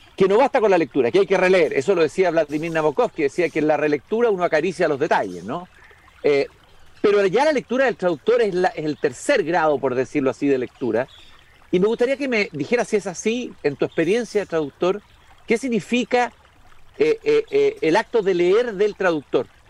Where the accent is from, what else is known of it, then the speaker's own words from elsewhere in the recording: Chile; como lectores chilenos